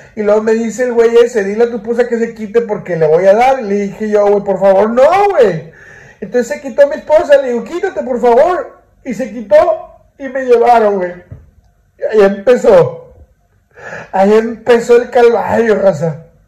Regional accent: Monterrey, Nuevo León, Mexico; yo soy de Monterrey

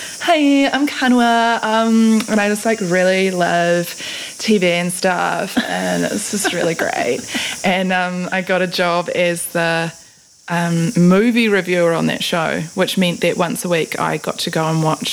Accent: Gisborne, New Zealand; also born or lived in Ruatoria / Tokomaru Bay; I was born in Gisborne Hospital

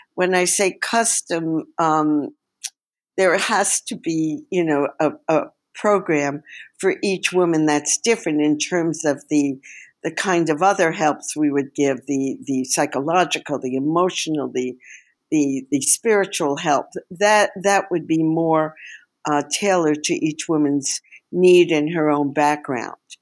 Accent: New York, United States; moved away as an adult; also born or lived in New Mexico; now in Israel; I'm Jewish from New York, and growing up in the years of the, uh, shall we say, the counterculture

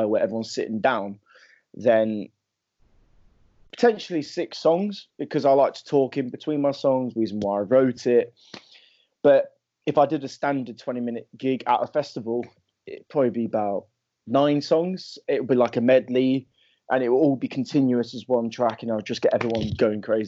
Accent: Leicester, East Midlands, United Kingdom; my hometown called Leicester

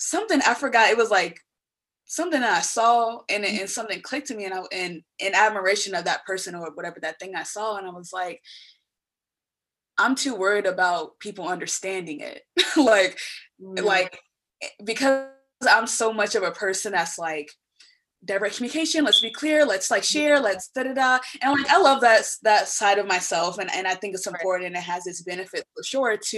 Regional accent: Dayton, Ohio, United States; born and raised in the Midwest in Dayton, Ohio.

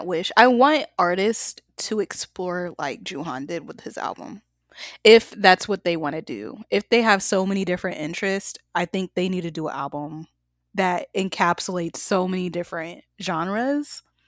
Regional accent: the South, United States; I'm from the South

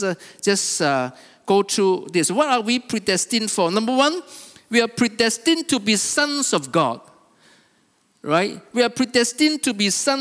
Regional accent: Kota Kinabalu, Sabah, Malaysia; I was born here in Kota Kinabalu, okay? And I lived my life. I went to school

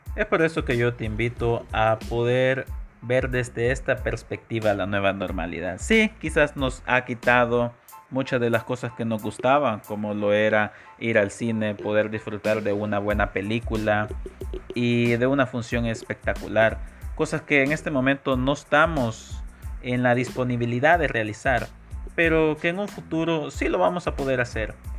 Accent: El Salvador; en mi país, El Salvador

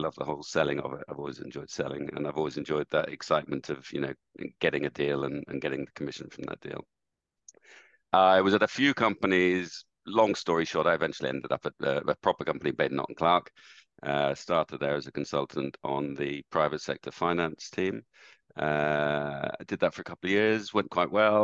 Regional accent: Dublin, Leinster, Ireland; moved away as an adult; also born or lived in United Kingdom; I was brought up in Ireland and went to school in Dublin, university in Dublin

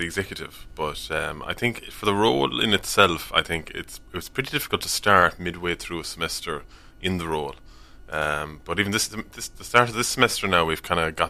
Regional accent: Tralee, Munster, Ireland; I am from Tralee.

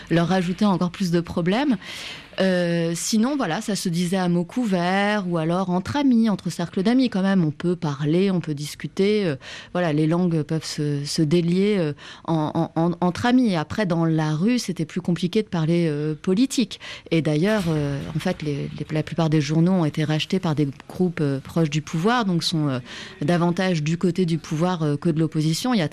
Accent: France; moved away as an adult; also born or lived in Istanbul; je suis française

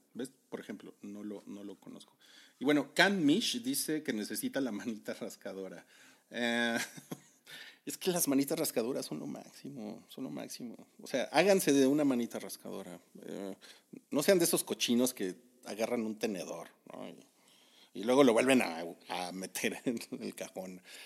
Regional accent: Mexico; como buen mexicano traumado

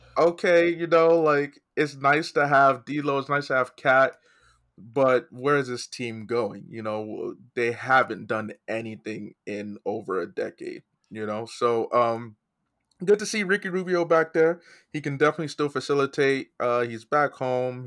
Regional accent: Nigeria; I'm also Nigerian.

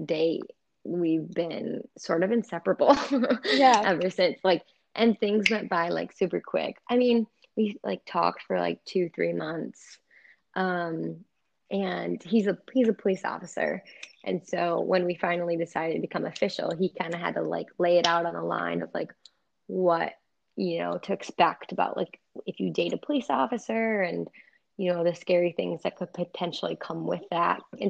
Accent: Richmond, United States; the local bar in Richmond, like because he's from my hometown

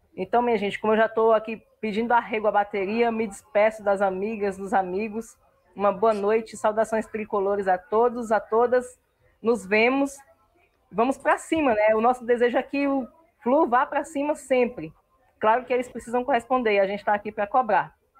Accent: Brasília, Federal District, Brazil; Brasília, a cidade que eu amo, a cidade onde eu nasci, eu sou filha desse chão vermelho com muito orgulho

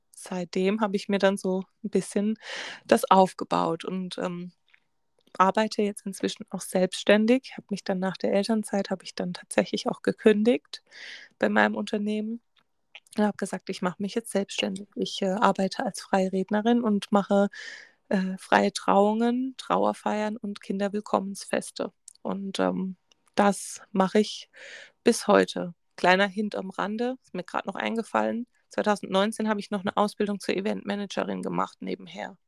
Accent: Germany; bei uns in Deutschland

